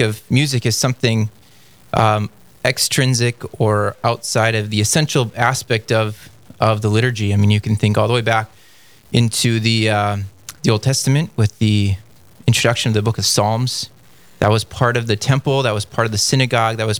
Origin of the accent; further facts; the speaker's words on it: North Dakota, United States; I was born and raised in North Dakota and grew up in a Catholic family.